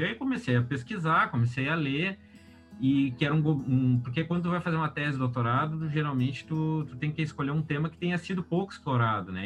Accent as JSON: {"language": "Portuguese", "town": "Porto Alegre", "region": "Rio Grande do Sul", "country": "Brazil", "tie": "born or raised there", "said": "eu falo aqui de Porto Alegre, do Rio Grande do Sul, né? É a cidade onde eu nasci e morei a, a minha vida inteira."}